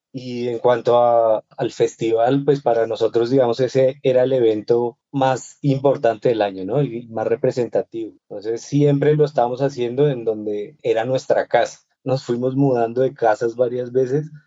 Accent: Bogotá, Colombia; siendo bogotano y habiendo nacido en Bogotá y crecido en Bogotá

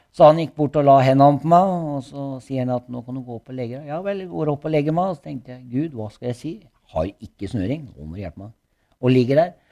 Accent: Norway; also born or lived in Gulset, Skien; Jeg vokste opp på bakken. Ja? Jeg har bodd på bakken, og der bodde jeg til jeg var eh, rundt elleve år

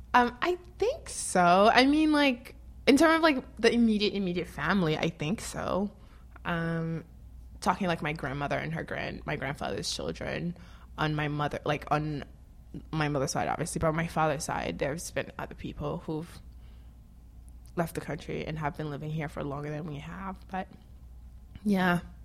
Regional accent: Nord, Haiti; also born or lived in Gonaïves; now in United States; I was born in Haiti

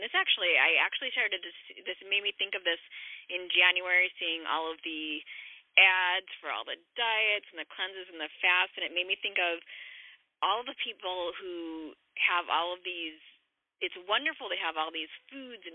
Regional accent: Chicago, Illinois, United States; I'm from Chicago

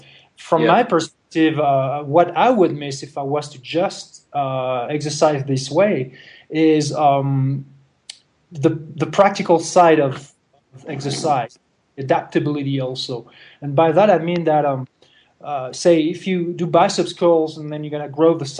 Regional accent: France; moved away; I'm originally from France

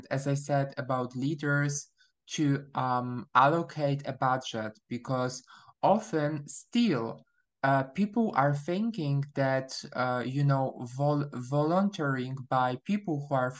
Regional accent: Poland; English is a second language; also born or lived in Warsaw, Poland; I'm from Poland, or I prefer to say I was born in Poland, but my nationality is Polish.

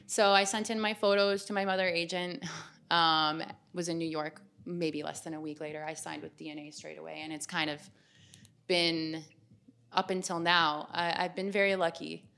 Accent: Waterdown, Ontario, Canada; I'm from Waterdown, Ontario. It's west of Toronto, small town girl, lots of waterfalls.

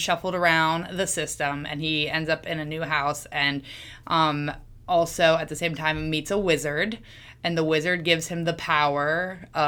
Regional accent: Savannah, Georgia, United States; I'm from Savannah, Georgia

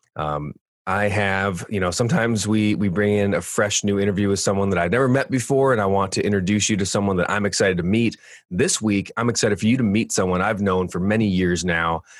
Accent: California, United States; moved away as an adult; now in Michigan, United States; I grew up in California 38 years, and I moved out yeah. to Michigan

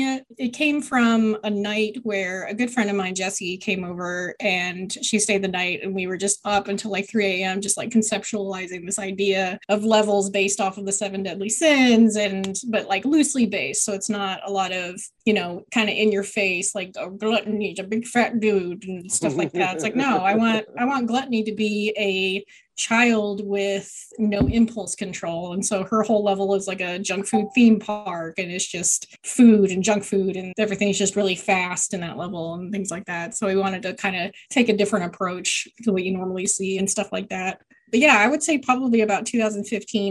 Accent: Fort Worth, Texas, United States; now in Dallas, United States; I'm originally from Fort Worth. I've kind of been all over Texas, but currently living in North Dallas

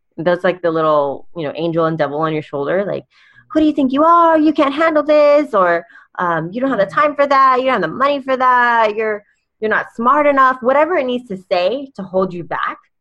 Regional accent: California, United States; I'm from California

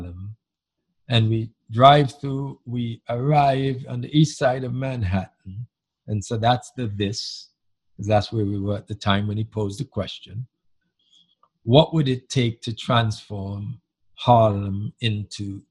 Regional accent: Antigua & Barbuda; moved away; the community that I grew up in Antigua many years ago, back in the 50s and through the 60s

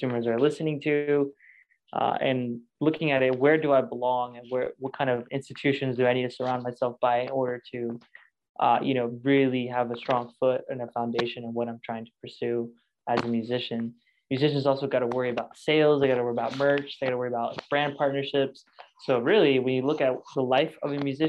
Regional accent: Lexington, Kentucky, United States; I'm from Lexington, Kentucky, and I'm the creative director and founder at Working with Saint.

